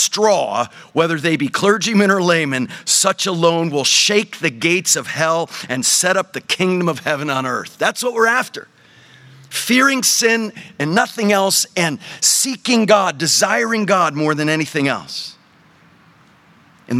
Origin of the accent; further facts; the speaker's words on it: New England, United States; moved away; We grew up in New England, yes, my wife